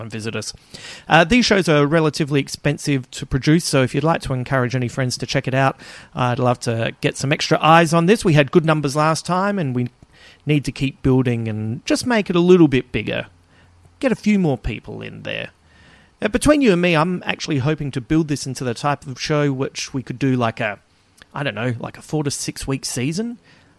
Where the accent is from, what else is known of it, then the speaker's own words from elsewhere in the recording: Adelaide, South Australia, Australia; my hometown Adelaide